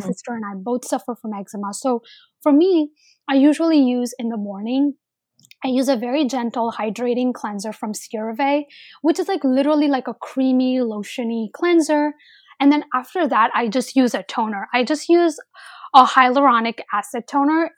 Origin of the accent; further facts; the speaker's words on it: India; I'm Indian.